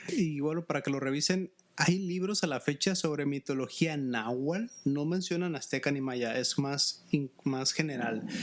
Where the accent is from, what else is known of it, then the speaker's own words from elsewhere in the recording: Mexico; en México en la primaria se nos obliga a leer muchos libros